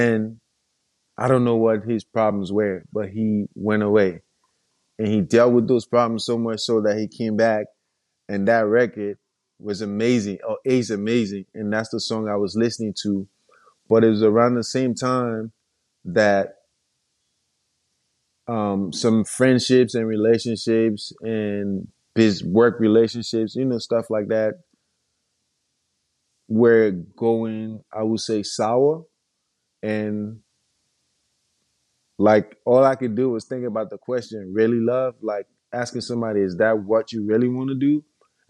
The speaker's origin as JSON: {"language": "English", "town": "Monrovia", "region": "Montserrado", "country": "Liberia", "said": "I'm from Monrovia, Liberia, and I'm a mixed media artist."}